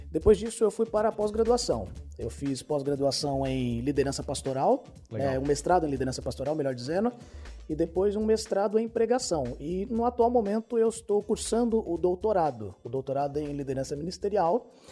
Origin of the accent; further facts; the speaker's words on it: São Paulo, Brazil; also born or lived in Rio de Janeiro; ah, eu nasci ah, na verdade no Rio, e fui criado em São Paulo.